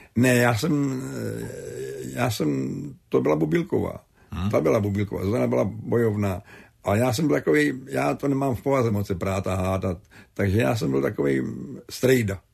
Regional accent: Kladno, Central Bohemian Region, Czechia; My jsme neměli televizi, chodili jsme daleko přes celý Kladno do Švermobách příbuzným na, na obrazovku se koukat

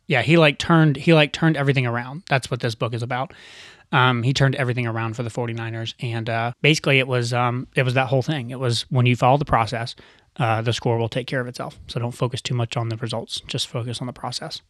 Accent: United States; growing up in America

